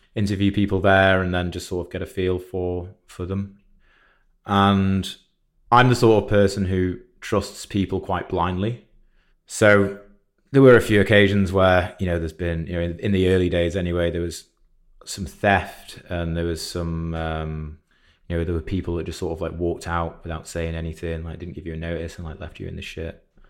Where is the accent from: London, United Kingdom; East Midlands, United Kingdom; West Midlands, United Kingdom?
West Midlands, United Kingdom; Shropshire; now in Manchester, United Kingdom; I'm not from Manchester. I'm from Shropshire originally.